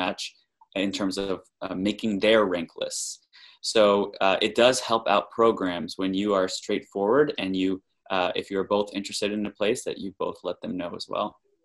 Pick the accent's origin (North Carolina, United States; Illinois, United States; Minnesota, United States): North Carolina, United States; moved away as an adult; now in Boston, United States; We're originally from North Carolina, where we did both undergrad and med school